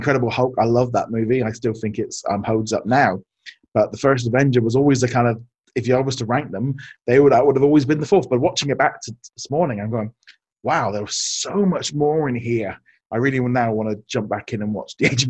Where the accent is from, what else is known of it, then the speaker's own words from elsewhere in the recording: United Kingdom; growing up here in the UK